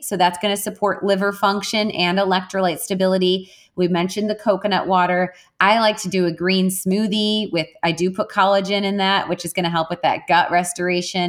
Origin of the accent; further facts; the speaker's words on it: Wisconsin, United States; I'm Irish and I'm from Wisconsin, and Wisconsinites, they drink, man